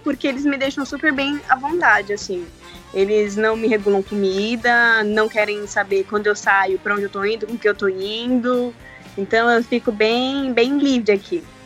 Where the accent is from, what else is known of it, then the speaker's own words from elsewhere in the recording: Osasco, São Paulo, Brazil; moved away as an adult; now in United States; eu sou de Osasco